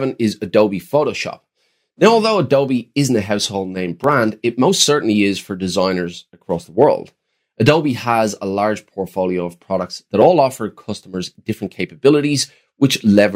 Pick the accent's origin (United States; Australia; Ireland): Ireland; growing up in Ireland in the 90s